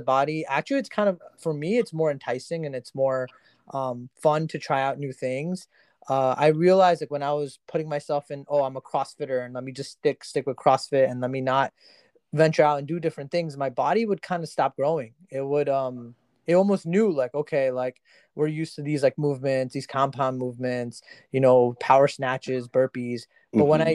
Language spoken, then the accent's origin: English; New Jersey, United States; I'm actually from Jersey, so you know, DC is like a few hours from me.